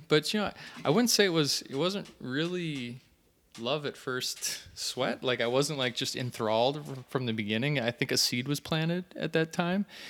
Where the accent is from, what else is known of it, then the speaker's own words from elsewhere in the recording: St. Cloud, Minnesota, United States; Saint Cloud, Minnesota